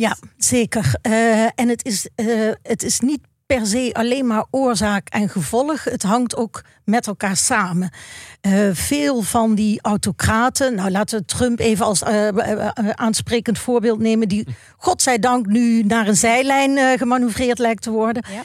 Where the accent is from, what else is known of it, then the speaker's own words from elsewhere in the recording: Maastricht, Limburg, Netherlands; ik ben opgegroeid in Maastricht